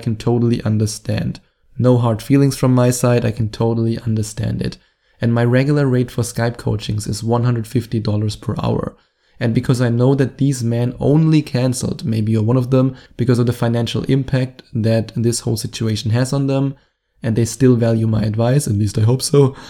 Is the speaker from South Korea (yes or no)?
no; Germany; accent: German; my German accent